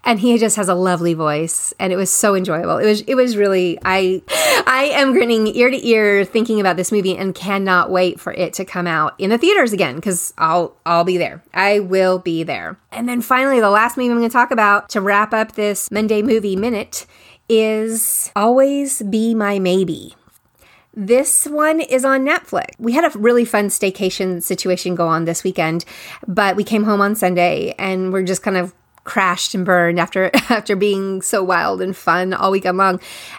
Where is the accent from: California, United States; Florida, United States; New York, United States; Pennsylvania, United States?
California, United States; again, we're in the Bay Area in California. I grew up in the Bay Area.